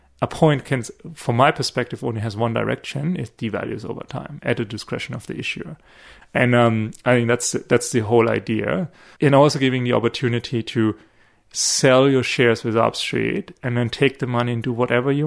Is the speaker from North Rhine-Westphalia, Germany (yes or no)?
no; small town near Stuttgart, Baden-Württemberg, Germany; moved away as an adult; also born or lived in Munich, Germany; now in Australia; I'm not from Munich. Small town near Stuttgart